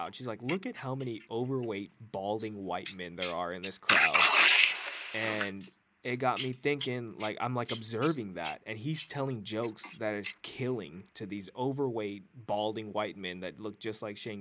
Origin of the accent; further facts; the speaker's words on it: Hayward, California, United States; I was born in Hayward